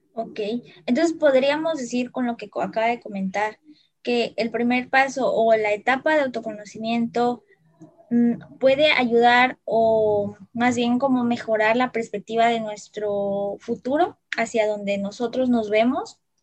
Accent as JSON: {"language": "Spanish", "region": "Veracruz", "country": "Mexico", "said": "los que somos de aquí de Veracruz"}